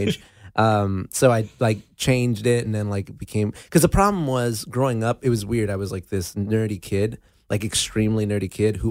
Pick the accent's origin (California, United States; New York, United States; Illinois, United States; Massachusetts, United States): California, United States; Azusa; now in Los Angeles, United States; Azusa, West Covina area. Yeah, the San Gabriel Valley is my hometown. And but then I moved to L.A. about, you know, like L.A. proper about four or five years ago.